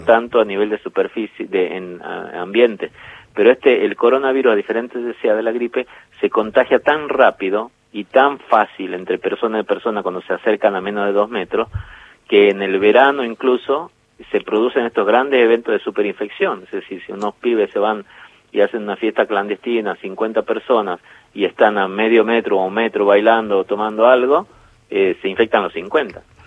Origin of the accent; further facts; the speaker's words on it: Jujuy, Argentina; Jujuy, por ejemplo, donde yo nací